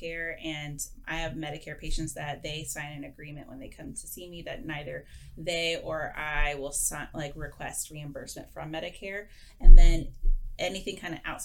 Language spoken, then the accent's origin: English; Houston, Texas, United States; also born or lived in Arizona; now in Austin, United States; I was born and bred in Houston